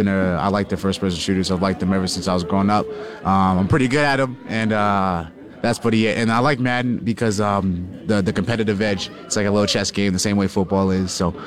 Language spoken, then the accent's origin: English; Hamilton, Toronto, Ontario, Canada; moved away; also born or lived in Jamaica (heritage); going back home, sort of like Hamilton, Toronto, to see my family and friends